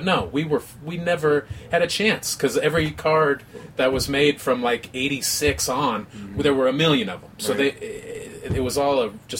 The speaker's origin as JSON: {"language": "English", "region": "Midwest", "country": "United States", "also_born_or_lived": "Las Vegas", "said": "I came from the Midwest by way of Vegas."}